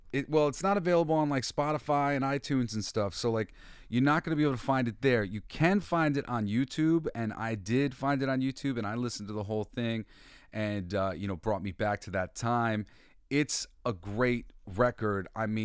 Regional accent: New York, United States; no, I'm from New York, motherfucker. I played football in Brooklyn

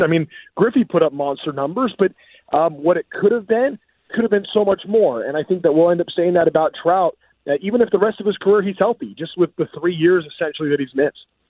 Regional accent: Orange County, California, United States; I grew up in Orange County

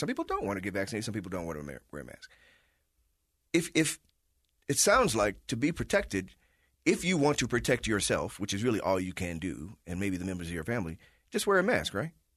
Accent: Chicago, Illinois, United States; now in Salt Lake City, United States; I'm from Chicago

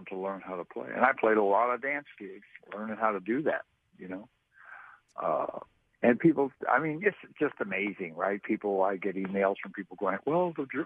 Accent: San Francisco, California, United States; moved away; also born or lived in Seattle; I grew up in San Francisco, and that was a different thing

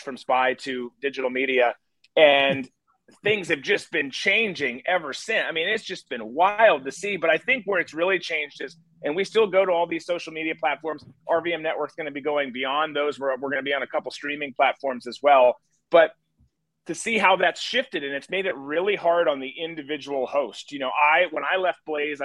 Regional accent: Rochester, Minnesota, United States; moved away; I grew up in Rochester

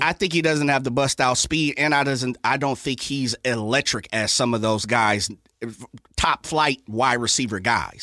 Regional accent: Sacramento, California, United States; this my hometown, this my city

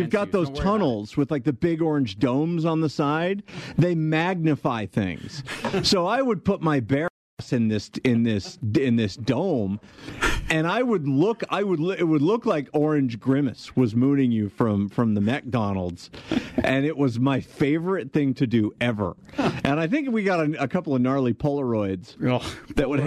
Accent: Albuquerque, New Mexico, United States; I'm from Albuquerque, New Mexico.

